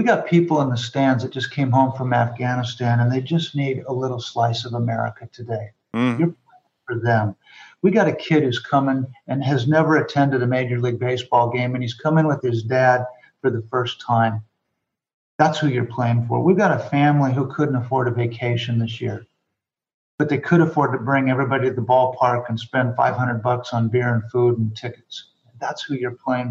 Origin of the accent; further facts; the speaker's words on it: Rapid City, South Dakota, United States; moved away; also born or lived in West Coast; I grew up in Rapid City, South Dakota.